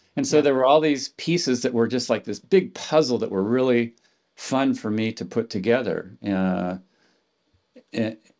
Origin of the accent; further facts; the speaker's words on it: Palo Alto, California, United States; I grew up in Palo Alto, right across the street from Stanford University